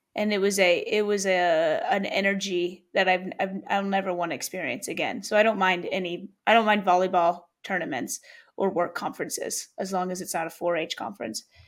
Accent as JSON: {"language": "English", "town": "Louisville", "region": "Kentucky", "country": "United States", "tie": "born or raised there", "also_born_or_lived": "Atlanta", "moved": "yes", "said": "Louisville, where I'm, my hometown, where I went to, where I went to high school"}